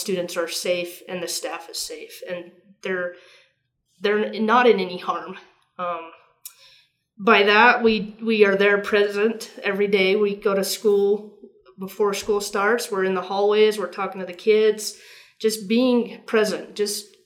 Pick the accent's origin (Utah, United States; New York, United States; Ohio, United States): Utah, United States; Tooele; I grew up here in Tooele. Graduated from Tooele High in 1997